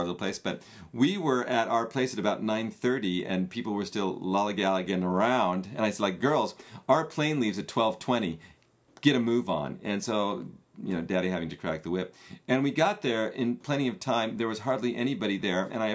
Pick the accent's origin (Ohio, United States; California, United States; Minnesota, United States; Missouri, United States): California, United States; Palos Verdes; moved away; my hometown of Palos Verdes